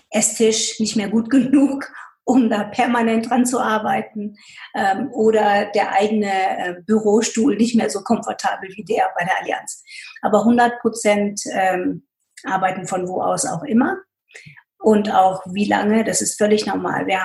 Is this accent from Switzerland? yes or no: no; United States; German is a second language; moved away as an adult; now in Germany; Und ich komme aus, dem, aus, aus den USA wo es eine Autorisierung von Interviews überhaupt nicht gibt. Man muss zu dem, was man gesagt hat, stehen. Und als ich nach Deutschland gekommen bin